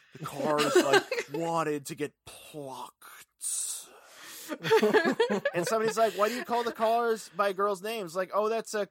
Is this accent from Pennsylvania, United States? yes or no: no; Ventura, California, United States; my hometown of Ventura.